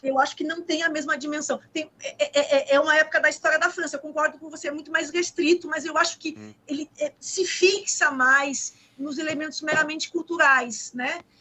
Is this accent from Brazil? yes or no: yes; Gaúcha, Rio Grande do Sul, Brazil; moved away as an adult; also born or lived in Rio de Janeiro; now in Pernambuco, Brazil; Eu moro em Pernambuco. Eu sou gaúcha, eu sou carioca